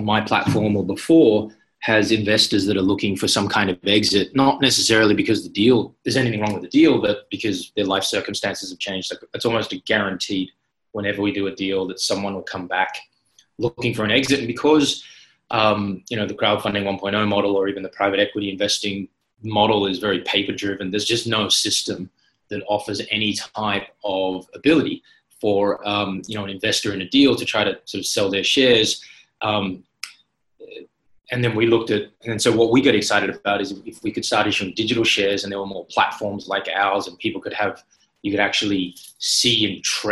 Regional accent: Sydney, New South Wales, Australia; moved away as an adult; also born or lived in Shanghai, China / Beijing, China; now in Singapore; I'm Australian, Sydney born and raised.

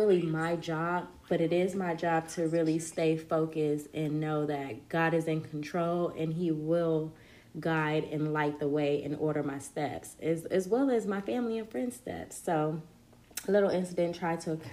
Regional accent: Compton, California, United States; also born or lived in Watts, Los Angeles; I was born in Compton, raised throughout Compton, Watts, Los Angeles County, just the whole nine.

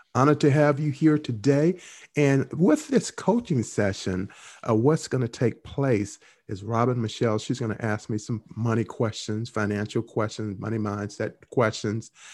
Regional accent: Henderson, North Carolina, United States; Henderson, North Carolina, my hometown.

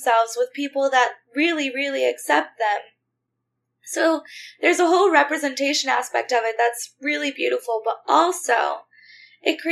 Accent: United States; also born or lived in South Texas / South Louisiana; I grew up in South Texas and South Louisiana in the Bible Belt

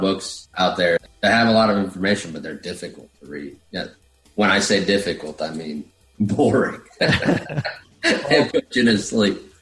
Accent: Puerto Rico; also born or lived in Florida / Virginia; now in Summerville, South Carolina, United States; I'm originally from Puerto Rico

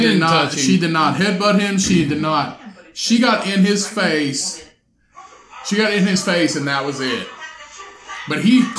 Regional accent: South Central Indiana, United States; when you're growing up in South Central Indiana, and you're a 7-year-old boy

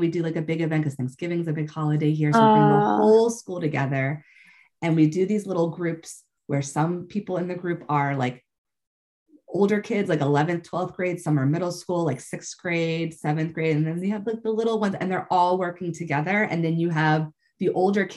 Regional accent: United States; I'm coming from the American perspective

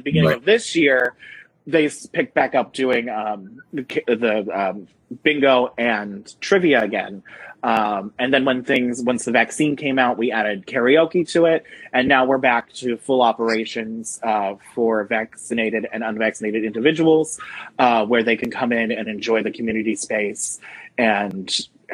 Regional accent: Bangor, Pennsylvania, United States; also born or lived in Warwick, New York / Jim Thorpe, Pennsylvania; I grew up in Bangor, Pennsylvania

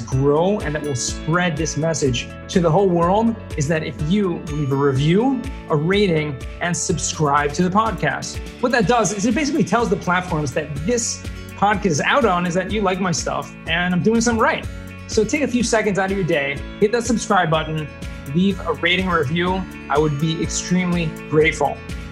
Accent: Southern California, United States; Growing up in Southern California

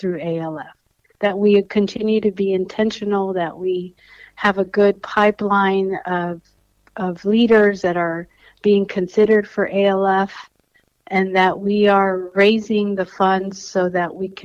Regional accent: Los Angeles, California, United States; first language Spanish; English is a second language; also born or lived in Toulon, France / Brisbane, Australia; I speak Spanish because that was the first language that we spoke at home. I didn't learn English until I started the school in school, public school in Los Angeles

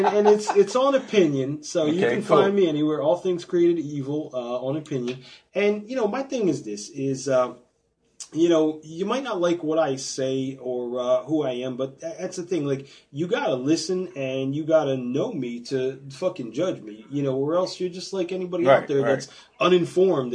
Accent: East Coast, United States; moved away; I'm from the East Coast

